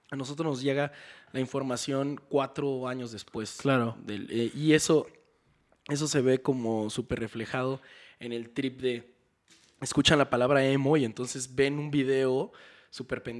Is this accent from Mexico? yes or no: yes; Mexico; El problema es de dónde venimos todos los metaleros de México. En México solo hay, hay como un solo hay como cuatro vertientes.